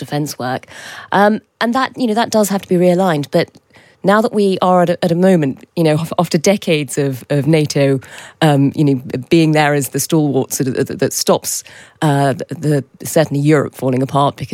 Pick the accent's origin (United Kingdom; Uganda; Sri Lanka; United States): United Kingdom; being British